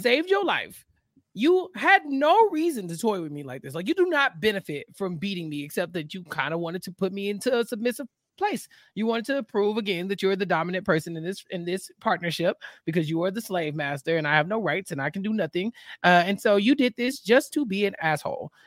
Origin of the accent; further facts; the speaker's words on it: Texas, United States; Texas, my hometown